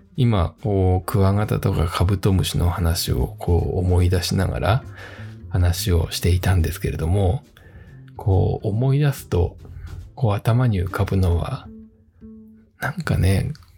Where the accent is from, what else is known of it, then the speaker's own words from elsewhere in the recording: Fujieda, Shizuoka, Japan; 自分は静岡県の藤枝市というところを、えー、生まれ育ったんですけれども